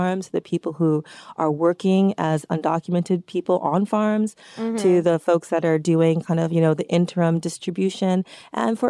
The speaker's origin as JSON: {"language": "English", "town": "New York City", "region": "New York", "country": "United States", "tie": "born or raised there", "said": "I was born and raised here in New York City, very much a city girl"}